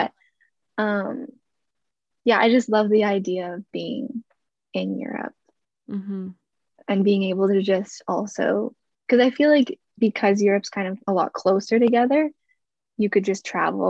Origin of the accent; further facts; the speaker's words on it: Calgary, Alberta, Canada; moved away; because I came from Calgary, Alberta, so that's kind of nowhere near an ocean.